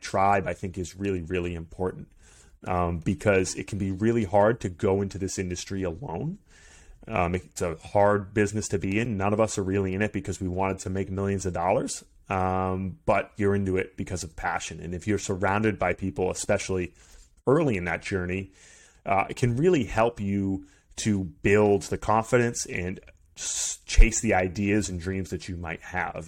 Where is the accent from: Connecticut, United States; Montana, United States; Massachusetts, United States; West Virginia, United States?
Massachusetts, United States; Maynard; I grew up in Maynard, Massachusetts